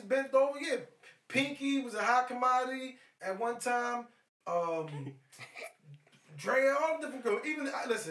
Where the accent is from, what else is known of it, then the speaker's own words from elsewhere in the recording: Philadelphia, Pennsylvania, United States; It's a Maryland number, but I'm from Philly. I'm here based in Philly.